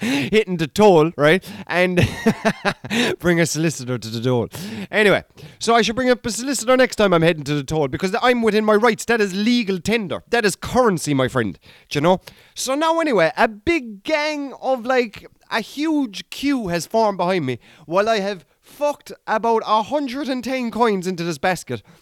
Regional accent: Ireland

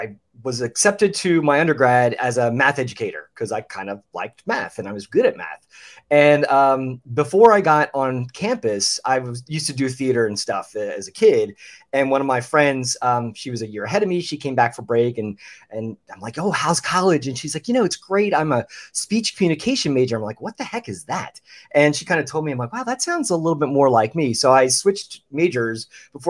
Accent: outside of Philadelphia, Pennsylvania, United States; moved away as an adult; also born or lived in Orlando; I grew up outside of Philly

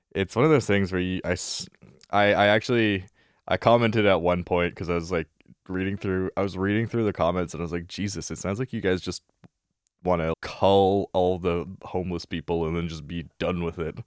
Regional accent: Vancouver, British Columbia, Canada; I grew up in the West Side, so I grew up in Kits.

